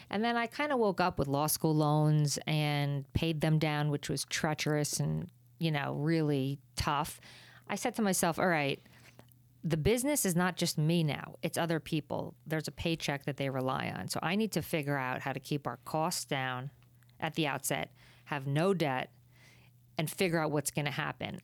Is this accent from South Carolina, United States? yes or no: no; New Jersey, United States; I'm a girl from Jersey